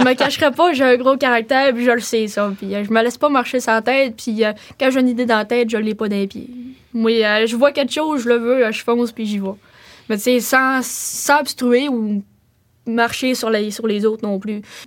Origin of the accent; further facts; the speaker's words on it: Roberval, Quebec, Canada; also born or lived in Mashteuiatsh / Lac-Saint-Jean area; je suis née à Roberval. Euh, j'habitais là avec mon père, puis euh, ça, a fait, euh, ça fait un bon bout, puis après ça, je suis déménagée à Matabichouan